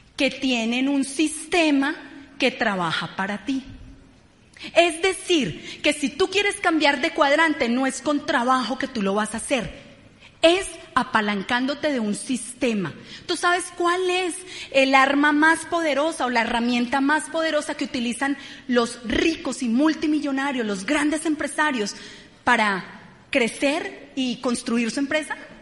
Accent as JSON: {"language": "Spanish", "region": "Bogotá", "country": "Colombia", "said": "Venimos de Ciudad Bolívar, familias muy humildes"}